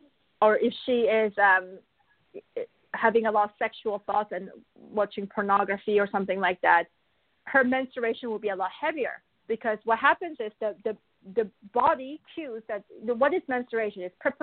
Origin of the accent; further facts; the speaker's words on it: Buenos Aires, Argentina; also born or lived in Korea / Canada; I was born in Korea. But I was also raised in Buenos Aires in Argentina. And then I moved to Canada.